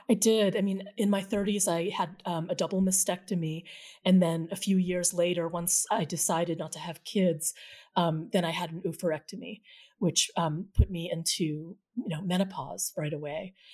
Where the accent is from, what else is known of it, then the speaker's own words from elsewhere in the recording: New England, United States; the Filipino-American community as I experienced it growing up in New England in the seventies and eighties